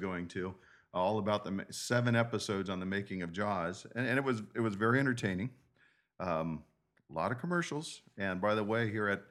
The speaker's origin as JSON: {"language": "English", "town": "San Diego", "region": "California", "country": "United States", "tie": "born or raised there", "said": "growing up in San Diego"}